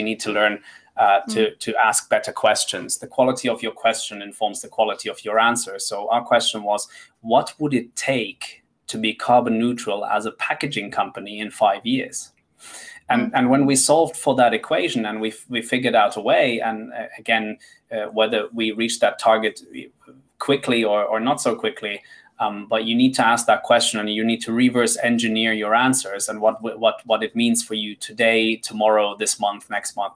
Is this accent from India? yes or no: no; Madagascar; now in London, United Kingdom; I'm originally from Madagascar. I live in London